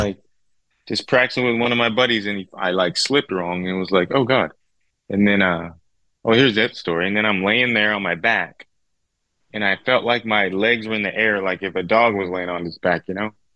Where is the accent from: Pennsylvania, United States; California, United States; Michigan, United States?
California, United States; Victorville; I grew up in Victorville, California